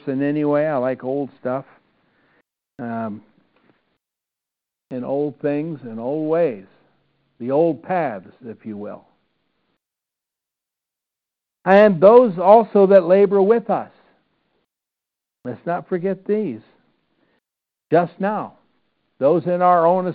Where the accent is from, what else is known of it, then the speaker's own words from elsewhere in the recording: Iowa, United States; growing up in Iowa